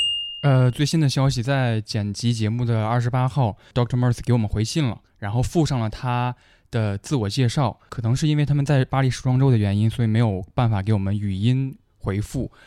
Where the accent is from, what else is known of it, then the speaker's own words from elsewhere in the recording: South West England, United Kingdom; born there; Chinese is a second language; moved away as an adult; also born or lived in Tianshui, China / Xi'an, China; 呃，我出生在英格兰的德文郡，家庭人员都是做殡仪承办人这个工作的。二零零五年，我高中毕业之后，我去了甘肃的天水职业技术学校教英文，教了一年。